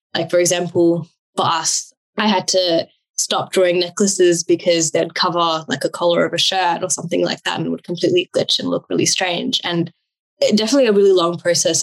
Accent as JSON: {"language": "English", "country": "New Zealand", "tie": "born or raised there", "also_born_or_lived": "Australia", "moved": "yes", "lives_now": "Sydney, Australia", "said": "I've been born and brought up in New Zealand"}